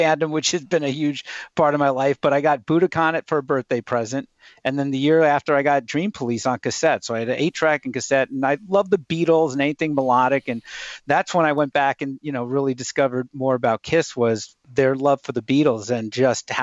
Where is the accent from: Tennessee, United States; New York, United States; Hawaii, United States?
New York, United States; Riverhead; I was growing up on Long Island, New York